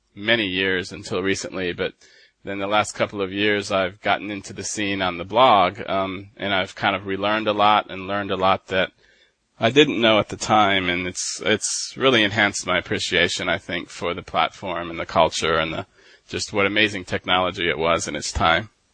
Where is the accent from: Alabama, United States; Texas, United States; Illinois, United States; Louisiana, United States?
Texas, United States; Dallas; moved away as an adult; also born or lived in Michigan / Denmark; now in Drøbak, Norway; I was born in Michigan and um, grew up in Dallas, and moved to Denmark in 2009, and then moved to Norway